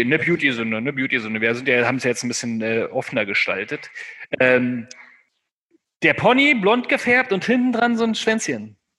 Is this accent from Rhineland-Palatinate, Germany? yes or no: no; Brandenburg, Germany; Und ich komme ja aus Brandenburg